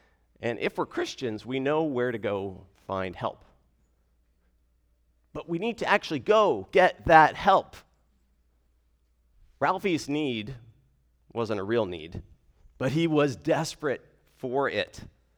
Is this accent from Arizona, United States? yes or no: yes; Arizona, United States; now in Fairfax, United States; So I am from Arizona originally. I grew up in a gospel preaching church.